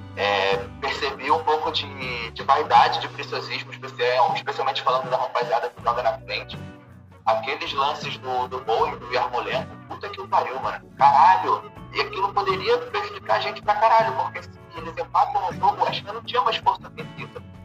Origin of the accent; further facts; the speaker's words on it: Rio de Janeiro, Brazil; sou daqui do Rio de Janeiro também